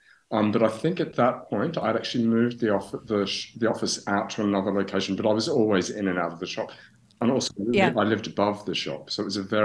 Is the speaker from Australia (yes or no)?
yes; Australia; now in Paris, France; I'm from Australia. I'm from Australia, and that's where I started my career